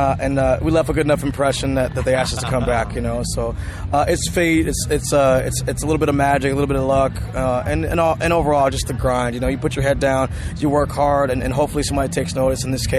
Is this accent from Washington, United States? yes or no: yes; Seattle, Washington, United States; following the footsteps of one … who came from my hometown as well, in my home neighborhood.